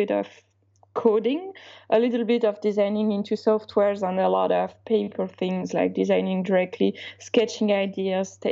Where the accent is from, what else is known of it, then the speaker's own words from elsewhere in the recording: Alsace, Grand Est, France; first language Alsatian; English is a second language; I come from Alsace, which is a small region when the local language is kind of an old version of German. So the first language I learned wasn't French, actually, it was Alsatian